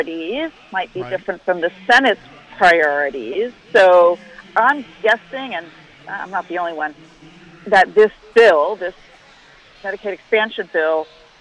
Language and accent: English; New York, United States; moved away; I'm from New York